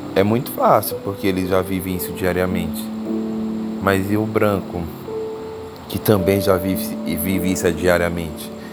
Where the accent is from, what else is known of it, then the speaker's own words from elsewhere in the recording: Teresina, Piauí, Brazil; é a minha cidade natal